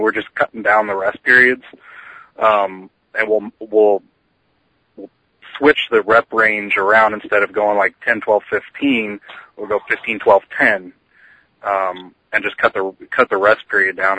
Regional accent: St. Louis, Missouri, United States; also born or lived in southern Indiana; I'm from St. Louis, Missouri, uh, by way of uh, southern Indiana, a little podunk town you never heard of.

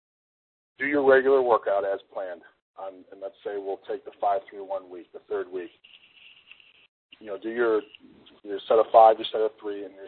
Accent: Illinois, United States; moved away; also born or lived in Arizona; my parents and I grew up in Illinois

